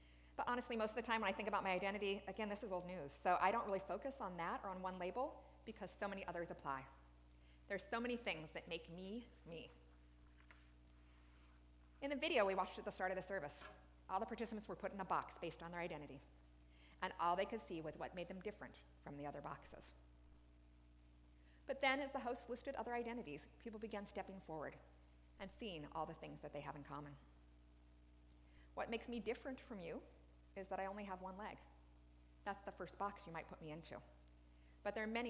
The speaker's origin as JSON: {"language": "English", "region": "Wyoming", "country": "United States", "tie": "born or raised there", "said": "I was raised in Wyoming by a military family."}